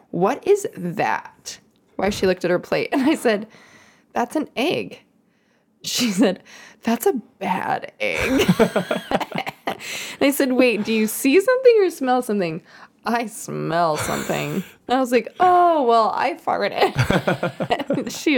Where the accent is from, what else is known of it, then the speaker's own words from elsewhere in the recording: Topeka, Kansas, United States; I grew up in Kansas, Topeka, Kansas, capital, smack dab, Kansas, smack dab in the middle of the USA.